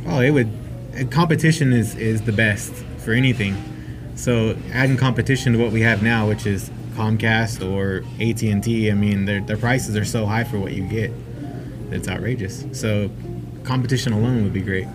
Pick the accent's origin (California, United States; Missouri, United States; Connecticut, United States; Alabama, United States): California, United States; Manteca; now in Stockton, United States; originally, I'm from Manteca